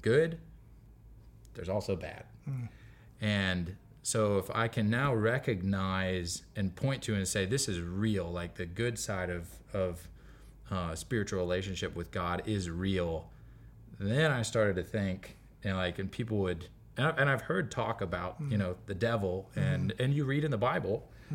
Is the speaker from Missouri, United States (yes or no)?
no; Kingsport, Tennessee, United States; moved away; I grew up in Kingsport, Tennessee, a little top right corner of East Tennessee.